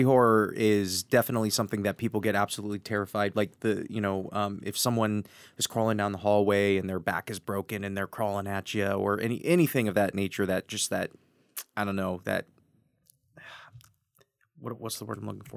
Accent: Wisconsin, United States; I'm from Wisconsin

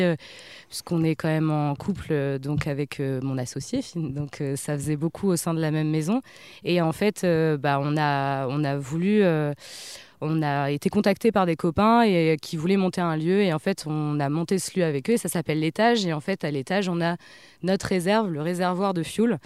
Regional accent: Le Havre, Normandy, France; also born or lived in Paris; je disais que je venais du Havre

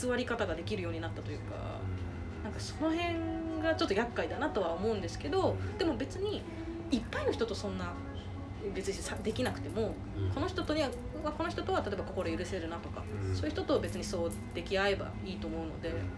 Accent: Okinawa, Japan; moved away as an adult; now in Tokyo, Japan; 私もともと沖縄が出身っていうのもあるから

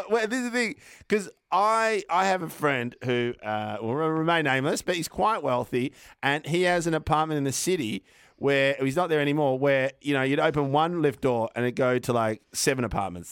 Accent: Melbourne, Victoria, Australia; also born or lived in Brunswick; I grew up in North Carlton. I've moved to ah. Brunswick

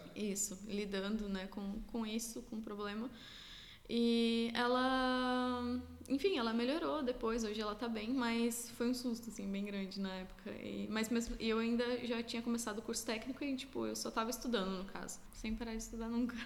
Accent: Lages, Santa Catarina, Brazil; moved away as an adult; also born or lived in Blumenau, Brazil / Otacílio Costa, Brazil / Alentejo, Portugal; now in Portugal; eu morava, é, meus pais moravam depois no interior de Otacílio Costa, que é próximo a Lages. Então, tipo, eu estudava em Lages e vivia em Lages

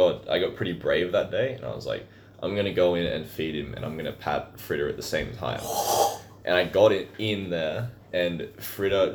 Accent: small town near Inverell, New South Wales, Australia; my hometown didn't have an actual clothing store

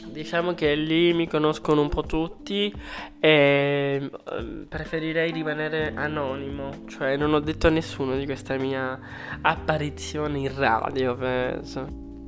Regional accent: Rome, Lazio, Italy; vengo da Roma

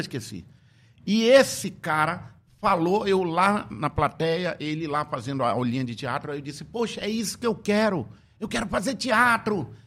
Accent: Tefé, Amazonas, Brazil; quando eu era criança, lá em Tefé, na minha querida cidade

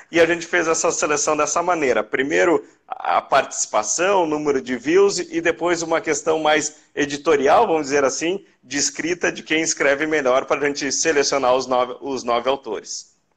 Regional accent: Novo Hamburgo, Rio Grande do Sul, Brazil; Eu sou de Novo Hamburgo, que é na região metropolitana de Porto Alegre, aqui no Rio Grande do Sul

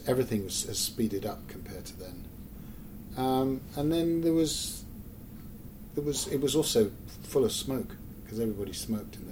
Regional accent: England, United Kingdom; also born or lived in Scotland / London; I'm English

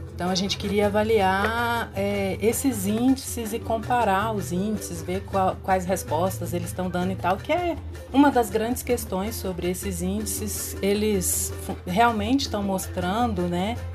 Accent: Belo Horizonte, Minas Gerais, Brazil; eu sou bióloga natural de Belo Horizonte

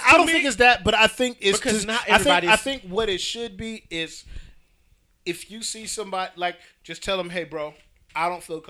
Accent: Springfield, Massachusetts, United States; where I'm from Springfield, Massachusetts, which is very close to New York. We got a lot of the New York overflow population.

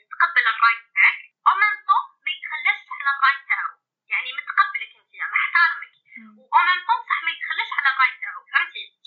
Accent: Algeria; عندنا حنايا يعني شفتوا كجزائريين

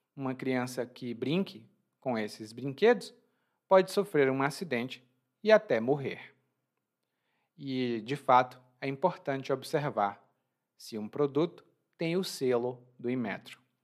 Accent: Brazil; born or raised there

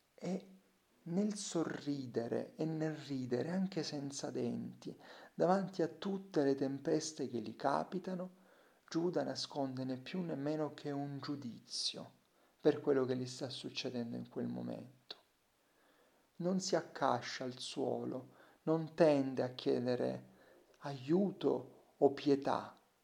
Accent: Salento, Apulia, Italy; accent: Salentino; Io non ho scritto solo nel mio dialetto, il salentino.

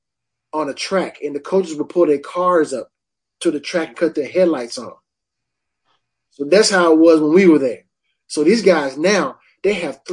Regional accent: Hickory, North Carolina, United States; where I grew up at in Hickory, you know, because the cold in Hickory is coming off the mountain

